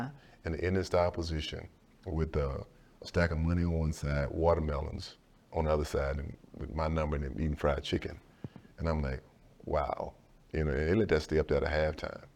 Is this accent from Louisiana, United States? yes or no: no; Sealy, Texas, United States; also born or lived in Dallas, Texas; I never really experienced a real racism in my hometown of Sealy, of, of a small, it's a small town of two thousand people